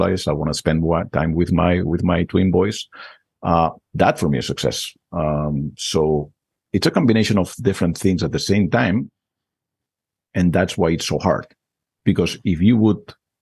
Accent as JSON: {"language": "English", "town": "Barcelona", "region": "Catalonia", "country": "Spain", "tie": "born or raised there", "second_language": "English", "moved": "as an adult", "lives_now": "United States", "said": "I was born and raised in Barcelona"}